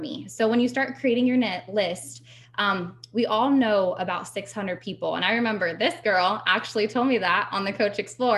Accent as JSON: {"language": "English", "region": "Ohio", "country": "United States", "said": "I'm from Ohio"}